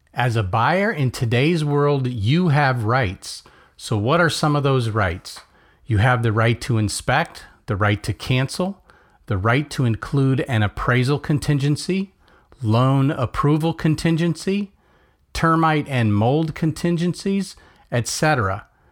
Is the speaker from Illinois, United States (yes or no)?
no; Melbourne, Florida, United States; born or raised there